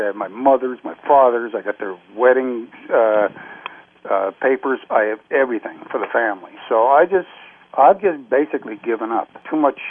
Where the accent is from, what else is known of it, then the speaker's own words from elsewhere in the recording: Canada; also born or lived in Greenock, Scotland; I've been here since I was nine months old. You know, I'm a Canadian.